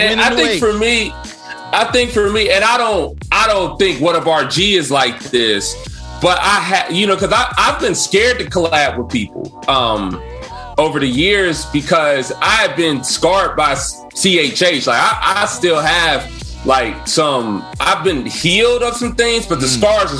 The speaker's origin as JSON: {"language": "English", "town": "Cincinnati", "region": "Ohio", "country": "United States", "said": "And I want you to know I'm from Cincinnati, Ohio."}